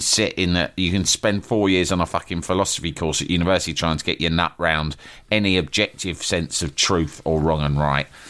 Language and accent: English; London, United Kingdom; I was from London